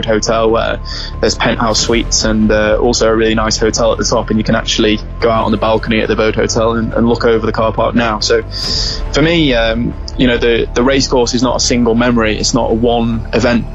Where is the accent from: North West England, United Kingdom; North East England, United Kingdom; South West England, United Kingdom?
North West England, United Kingdom; Chester; in Chester, in my hometown